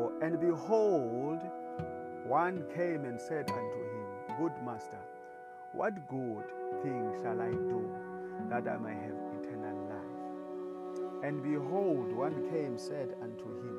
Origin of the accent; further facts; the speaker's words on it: South Africa; I am Latter-day Preacher. I come from South Africa